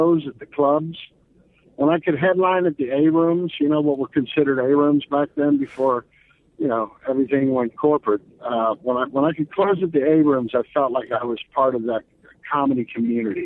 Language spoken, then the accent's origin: English; Pittsburgh, Pennsylvania, United States; moved away; I had gone back to Pittsburgh to play my hometown for the first time